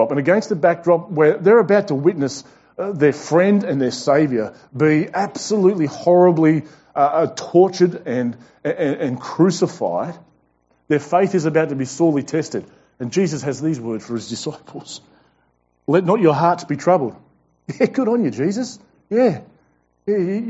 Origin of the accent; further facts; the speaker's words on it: Tasmania, Australia; now in Brisbane, Australia; We are not from Brisbane. We're from Tasmania